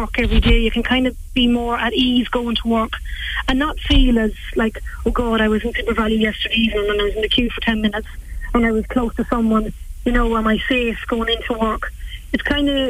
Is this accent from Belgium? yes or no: no; West Cavan, Ulster, Ireland; also born or lived in Australia; I'm from Cavan, West Cavan, actually. I just recently came home from Australia